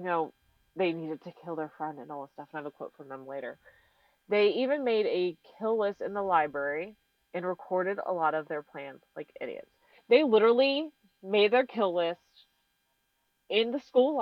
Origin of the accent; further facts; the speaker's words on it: North Carolina, United States; I'm from North Carolina.